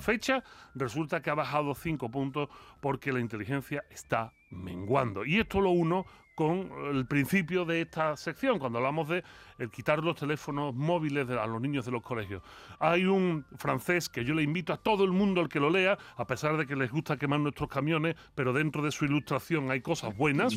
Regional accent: Spain; como buen filósofo español

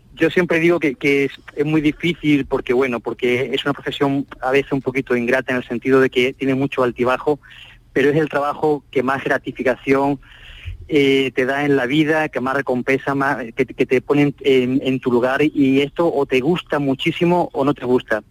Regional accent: Málaga, Andalusia, Spain; como somos de aquí, de Málaga

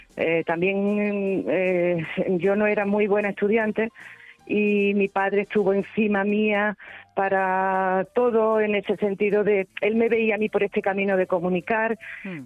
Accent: Cabra, Andalusia, Spain; Es que me he criado ahí

